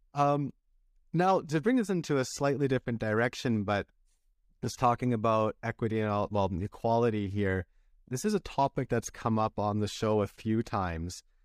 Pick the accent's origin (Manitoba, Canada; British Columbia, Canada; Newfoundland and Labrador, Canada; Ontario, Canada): British Columbia, Canada; a town near Vancouver; where I grew up in Vancouver, British Columbia, well, I grew up in a town close to there, which was five hours away